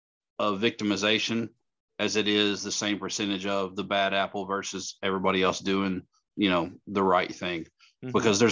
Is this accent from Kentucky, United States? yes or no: yes; Kentucky, United States; we're from Kentucky